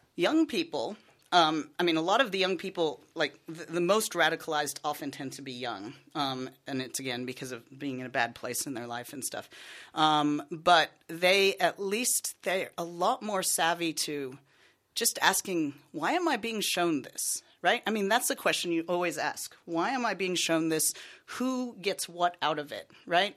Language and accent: English; United States; accent: American; moved away; I'm American, if you can't tell by my accent